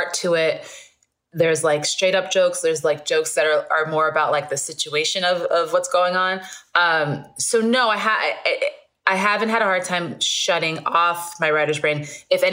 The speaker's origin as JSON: {"language": "English", "town": "New York City", "region": "New York", "country": "United States", "tie": "born or raised there", "moved": "yes", "lives_now": "Los Angeles, United States", "said": "I was born in Brooklyn Hospital, grew up in Borough Park"}